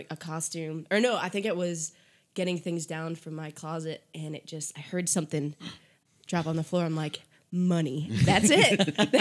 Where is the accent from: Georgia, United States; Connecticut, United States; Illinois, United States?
Connecticut, United States; moved away as an adult; back when I was still living in Connecticut, which is where I'm from Connecticut.